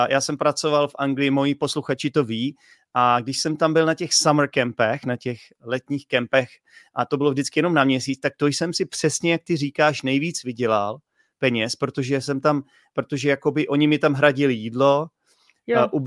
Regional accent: Poděbrady, Central Bohemian Region, Czechia; My, my, já jsem teda z Poděbrat, jestli víš, kde jsou Poděbrady.

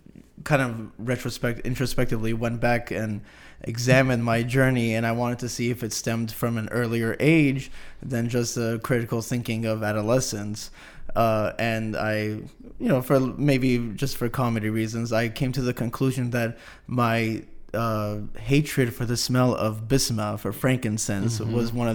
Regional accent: San Jose, California, United States; now in Turlock, United States; Grew up in the big city, moved out here to the Cuts, and it was a very big culture shock.

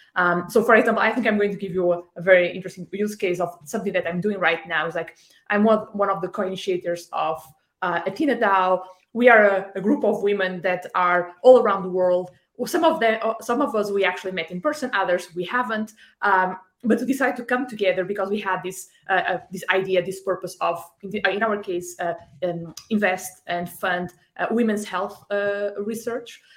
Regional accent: Porto, Norte, Portugal; I'm from Porto, the north of Portugal, so not too far away.

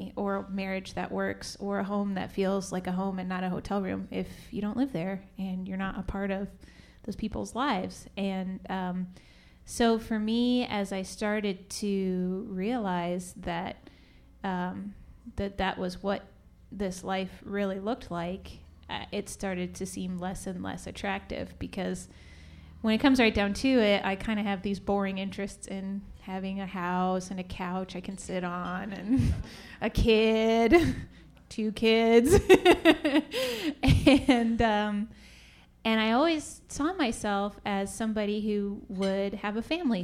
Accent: Indianapolis, Indiana, United States; I grew up in Indianapolis

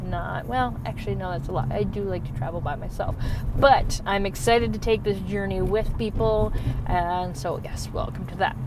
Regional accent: Michigan, United States; I'm from the north, I'm from Michigan

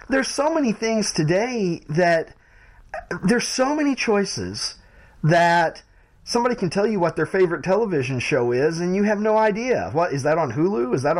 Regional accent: Southern US, United States; because I've never been a hockey guy because I grew up in the South

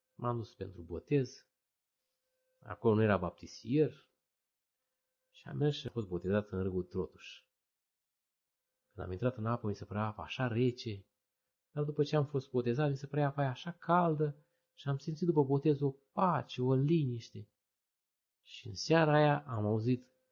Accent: Odobești, Vrancea County, Romania; m-am născut în locul în care m-am născut, în Odobești?

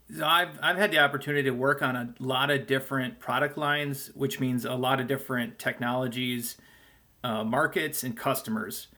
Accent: Green Bay, Wisconsin, United States; I'm from Green Bay, Wisconsin

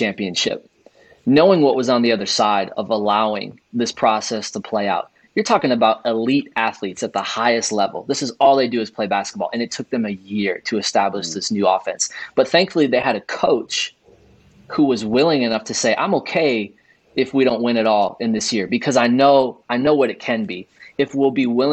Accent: close to Chicago, Illinois, United States; I grew up in Illinois, close to Chicago, watched Michael Jordan and the Bulls

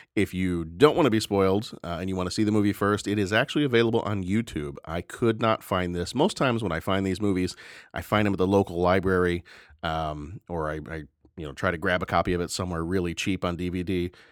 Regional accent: the South, United States; I remember growing up in the South

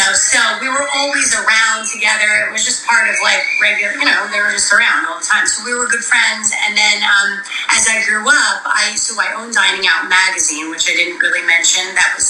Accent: Montville, New Jersey, United States; I grew up in Montville, so that's where most of the New Jersey Housewives are from.

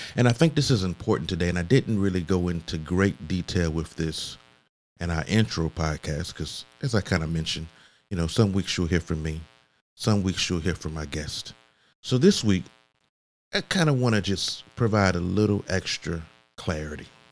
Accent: Augusta, Georgia, United States; I grew up in Augusta, Georgia, or the Augusta metro area

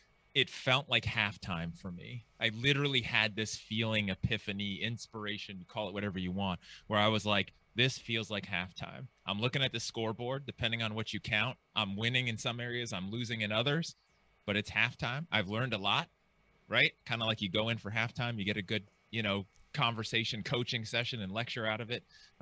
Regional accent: California, United States; also born or lived in Seattle, United States / Eastern Washington, United States; So I grew up in California in the Bay Area, went to college, UC Santa Cruz, moved to Seattle, lived in the Seattle area for 9 years, back to California, to the Bay Area again for 3-4 years

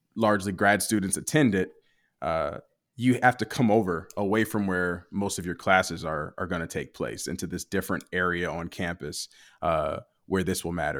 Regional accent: United States; a black man growing up in the United States

